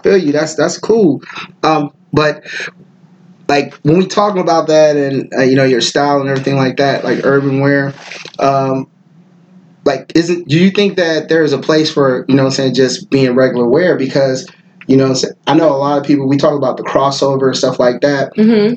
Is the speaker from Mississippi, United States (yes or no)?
yes; Pass Christian, Mississippi, United States; also born or lived in San Francisco, California; I'm from the Bay originally. Mm-hmm. I'm from Frisco, so like when I moved to the South, I moved to Mississippi and the Gulf Coast